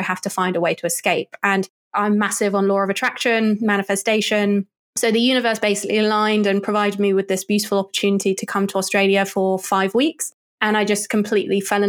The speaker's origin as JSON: {"language": "English", "area": "Oxfordshire", "region": "South East England", "country": "United Kingdom", "tie": "born or raised there", "said": "I was born in Oxfordshire"}